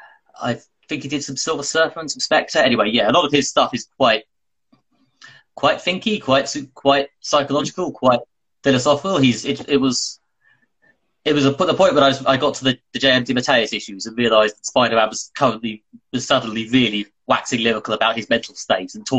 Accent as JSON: {"language": "English", "country": "United Kingdom", "said": "the British guy"}